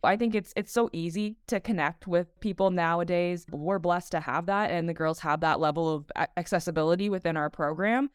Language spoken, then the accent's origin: English; Toronto, Ontario, Canada; play for my hometown